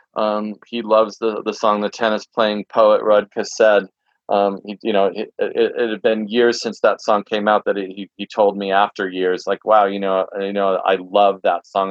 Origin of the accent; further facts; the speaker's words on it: Santa Barbara, California, United States; growing up in Santa Barbara